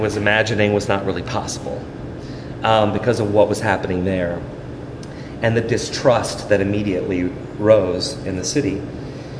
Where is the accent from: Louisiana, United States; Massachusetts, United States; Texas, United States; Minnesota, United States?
Louisiana, United States; also born or lived in New York, United States; now in Columbus, United States; I grew up in Louisiana